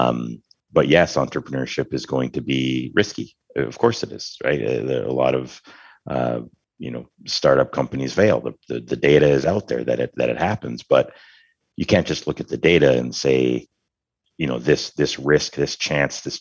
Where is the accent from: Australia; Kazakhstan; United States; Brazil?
United States; northern Michigan; moved away as an adult; leaving a tiny, tiny town up in very northern Michigan, you know, to attend a medium-sized school